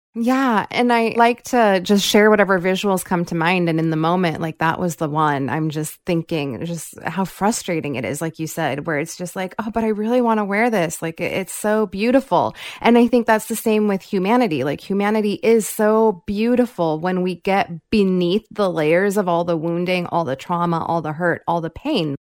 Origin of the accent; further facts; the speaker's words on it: Fiji; I'm not actually from India. I am from Fiji